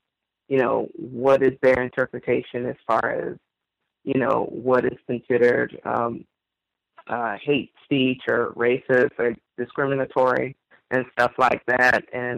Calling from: New Orleans, Louisiana, United States; Yes, I'm the caller from New Orleans, Louisiana.

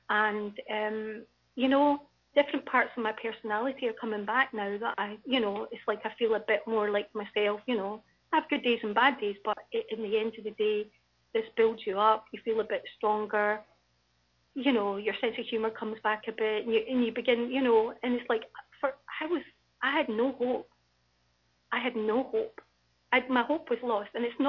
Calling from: Scotland, United Kingdom; I'm actually phoning from Scotland

